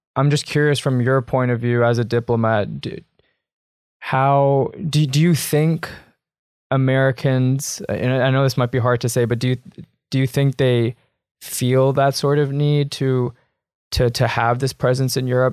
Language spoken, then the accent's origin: English; Canada; I'm a Canadian as well